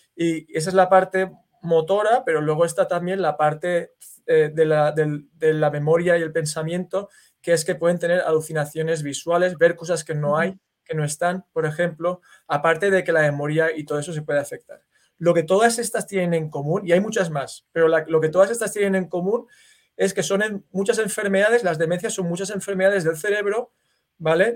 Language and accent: Spanish; Valencia, Valencian Community, Spain; now in United States; yo soy de Valencia, que es una ciudad que está en España, en el Mediterráneo